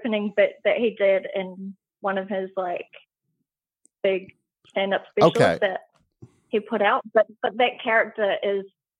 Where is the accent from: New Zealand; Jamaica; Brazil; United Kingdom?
New Zealand; also born or lived in Sydney, Australia; now in Gold Coast, Australia; Well, I'm actually from New Zealand.